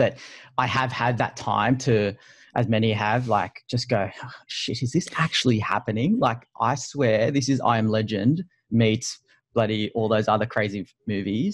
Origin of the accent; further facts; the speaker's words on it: Sydney, New South Wales, Australia; I'm from Sydney